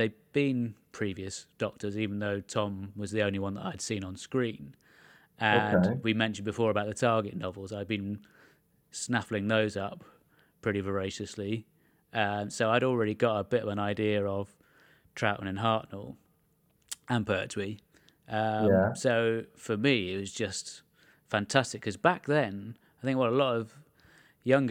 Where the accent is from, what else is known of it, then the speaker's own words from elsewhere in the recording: England, United Kingdom; as a kid growing up in England